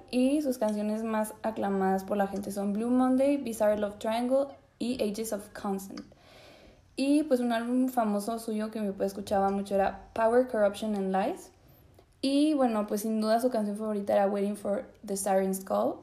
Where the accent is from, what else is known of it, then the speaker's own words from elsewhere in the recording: Zacatecas, Mexico; moved away as an adult; also born or lived in Mexico City; Nací en la Ciudad de México empezando el siglo XXI y pues cuando era bebé me fui a vivir a la ciudad de Zacatecas.